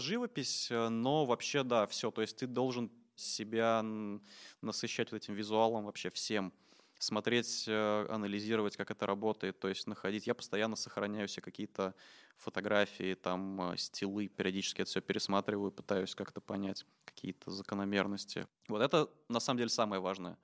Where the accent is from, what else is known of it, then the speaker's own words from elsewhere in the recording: Samara, Samara Oblast, Russia; moved away as an adult; also born or lived in Moscow; Я из Самары сам